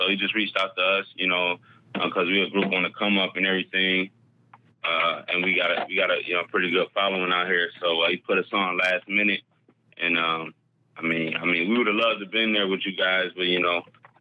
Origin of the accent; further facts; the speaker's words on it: Rochester, New York, United States; I was raised in Rochester, New York